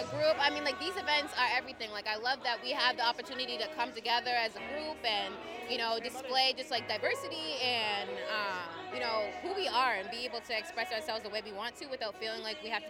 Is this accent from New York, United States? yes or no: no; South Shore, Massachusetts, United States; also born or lived in Brockton, Massachusetts; now in Boston, United States; I was born in Brockton and raised in South Shore and went to college in Boston.